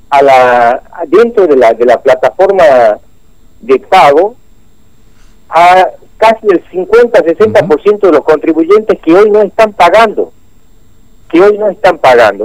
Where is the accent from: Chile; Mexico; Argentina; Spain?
Argentina